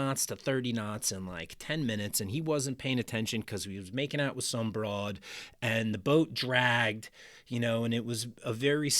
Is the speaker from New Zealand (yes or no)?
no; New Jersey, United States; now in Baltimore, United States; I am a transplant. I grew up in New Jersey on the coast there, on the shore.